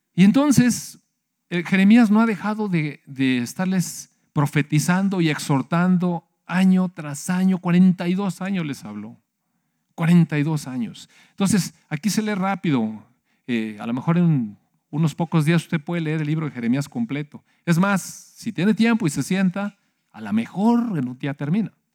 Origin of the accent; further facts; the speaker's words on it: Mexico; Sí somos mexicanos y sí tenemos este, pues, patriotismo